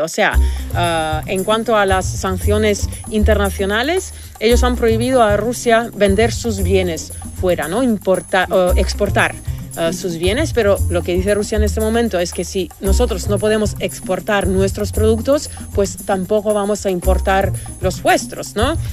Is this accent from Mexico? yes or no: no; Argentina; Yo soy argentina